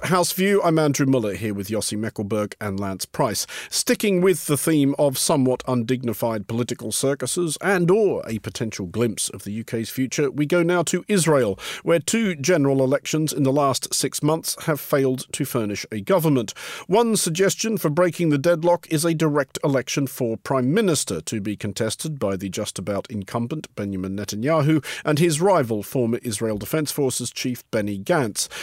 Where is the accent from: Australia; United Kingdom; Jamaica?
Australia; moved away; I didn't really even get a chance to struggle with languages at school in Australia